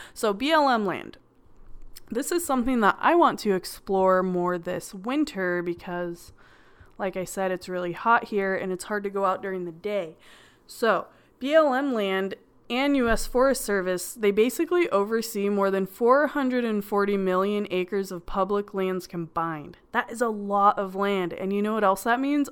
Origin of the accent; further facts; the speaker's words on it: California, United States; I'm from California and there's a lot of beaches